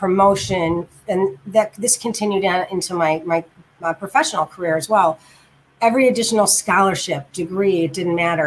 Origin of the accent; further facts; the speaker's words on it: Chicago, Illinois, United States; also born or lived in Germany / West Lafayette, Indiana; I'm from Chicago. Yes, Chi-Chi Town. I've lived here for most of my life, except for 8 years when I lived in Germany